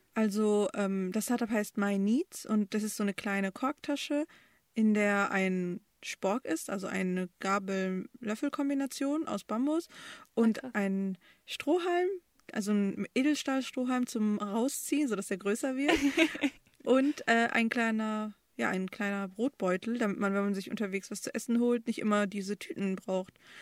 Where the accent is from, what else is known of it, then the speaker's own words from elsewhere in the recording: Bochum, North Rhine-Westphalia, Germany; also born or lived in Romania / Düsseldorf / Erkrath; now in Dortmund, Germany; von Erkrath sind wir nach Bochum gezogen. Und da habe ich die meiste Zeit verbracht